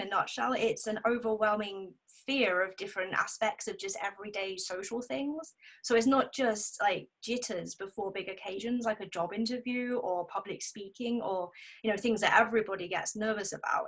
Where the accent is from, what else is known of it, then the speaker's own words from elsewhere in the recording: South of England, United Kingdom; moved away as an adult; also born or lived in the Midlands; I grew up in the south of England, and then I moved up to the Midlands, and just came back three years ago, back to my hometown